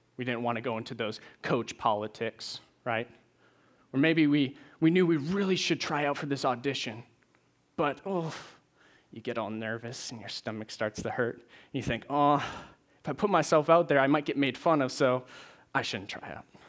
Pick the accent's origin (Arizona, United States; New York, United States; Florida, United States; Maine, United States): Maine, United States; moved away as an adult; now in Nashville, United States; I'm originally from Maine.